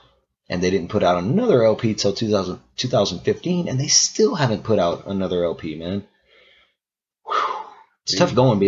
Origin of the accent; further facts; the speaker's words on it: Mamou, Louisiana, United States; I'm from Mamou, Louisiana. I'm from a 1 square mile town.